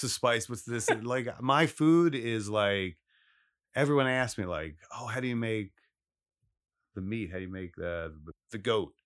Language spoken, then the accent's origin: English; Philadelphia, Pennsylvania, United States; born or raised there; also born or lived in Los Angeles / Italy / New York / Alaska